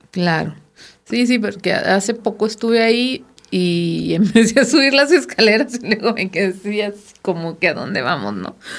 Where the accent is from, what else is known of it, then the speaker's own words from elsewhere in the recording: Sinaloa, Mexico; now in Coahuila, Mexico; soy sinaloense